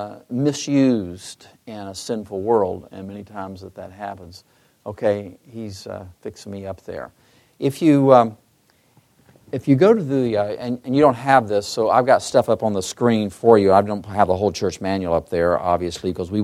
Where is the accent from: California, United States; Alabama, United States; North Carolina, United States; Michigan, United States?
Michigan, United States; I'm from Michigan, too